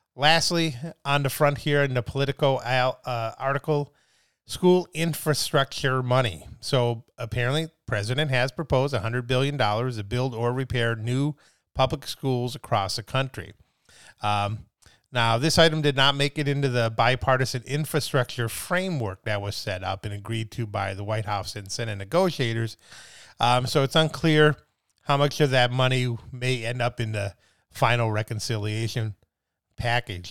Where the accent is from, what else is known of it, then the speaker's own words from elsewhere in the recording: Midwest, United States; now in California, United States; I'm from the Midwest